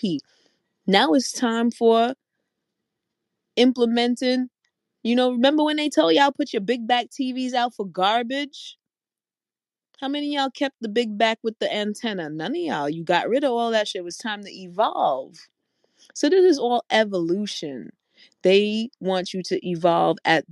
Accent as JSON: {"language": "English", "town": "New York City", "region": "New York", "country": "United States", "said": "I'm from New York City"}